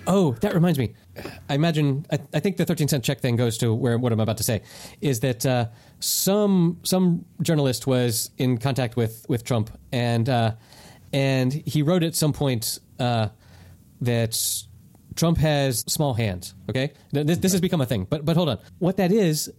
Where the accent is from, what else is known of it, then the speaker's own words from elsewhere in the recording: North Carolina, United States; moved away as an adult; now in Spain; Growing up in North Carolina